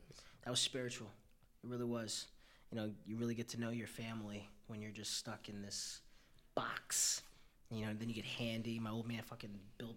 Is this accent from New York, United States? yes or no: yes; New York City, New York, United States; I came out the womb on Upper East Side